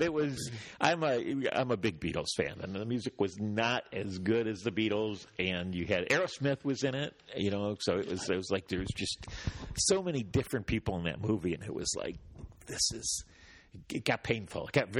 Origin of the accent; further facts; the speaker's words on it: Detroit, Michigan, United States; I'm from the Motor City, Detroit